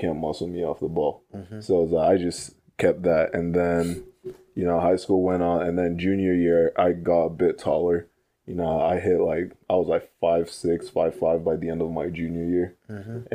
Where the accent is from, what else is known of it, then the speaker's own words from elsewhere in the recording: Morgan Hill, California, United States; also born or lived in Fremont; I moved from my hometown, like in Morgan Hill to Fremont